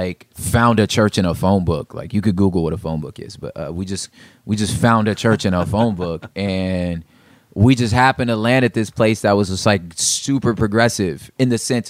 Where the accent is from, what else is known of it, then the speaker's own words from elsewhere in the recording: Los Angeles, California, United States; I'm from South Central Los Angeles. I grew up in and around the LA basin, all over the place, different San Gabriel Valley